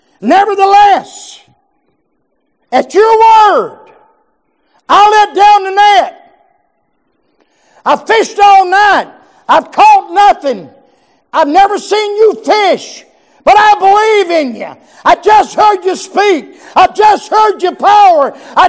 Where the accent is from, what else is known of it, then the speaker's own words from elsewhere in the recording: Georgia, United States; I'm from South Georgia. I'm from the land of the mobile homes, amen?